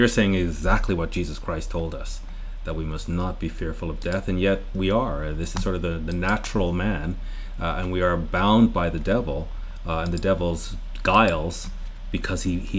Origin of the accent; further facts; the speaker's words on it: Canada; Murray and I are Canadian.